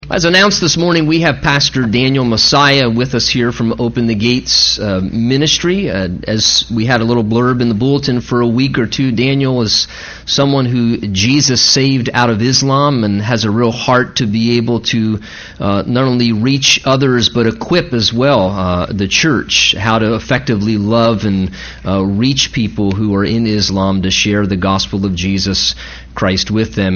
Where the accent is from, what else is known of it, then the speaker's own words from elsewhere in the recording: Egypt; moved away; I'm from Egypt.